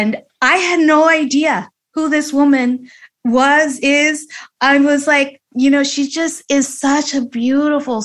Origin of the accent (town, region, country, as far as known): Los Angeles, California, United States; born or raised there